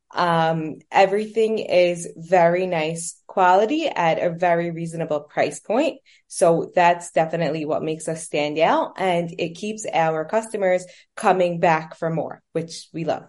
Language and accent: English; New York City, New York, United States; also born or lived in Manhattan; I was born and raised in New York. Um, I was raised in Brooklyn, and I currently live in Manhattan